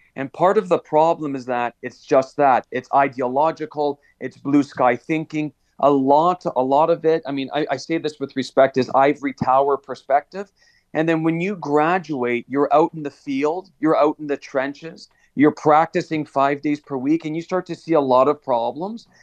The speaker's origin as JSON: {"language": "English", "town": "Hamilton", "region": "Ontario", "country": "Canada", "tie": "born or raised there", "said": "I was born and raised in Stony Creek, Hamilton area"}